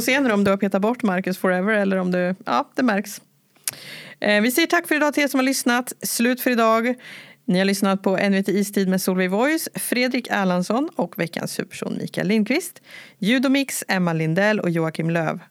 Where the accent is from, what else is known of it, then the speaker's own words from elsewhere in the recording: Karlskoga, Örebro County, Sweden; jag är från Karlskoga